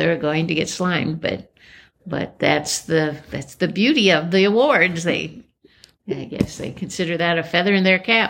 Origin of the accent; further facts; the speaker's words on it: Illinois, United States; now in Wisconsin, United States; I grew up on Route 66 in Illinois.